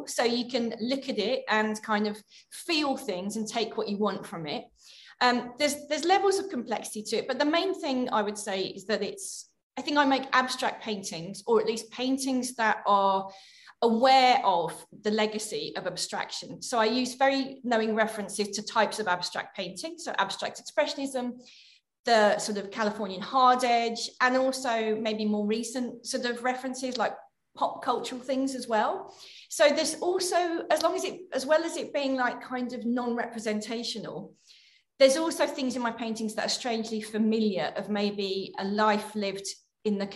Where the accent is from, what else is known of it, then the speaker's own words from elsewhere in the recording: Birmingham, West Midlands, United Kingdom; also born or lived in Leeds; now in London, United Kingdom; before I moved to London, I lived in Leeds for about 5 years, but I grew up in Birmingham.